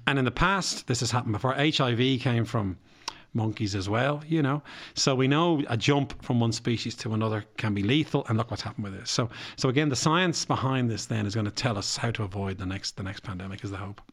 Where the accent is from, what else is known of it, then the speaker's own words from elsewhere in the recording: Bray, Leinster, Ireland; I come from Bray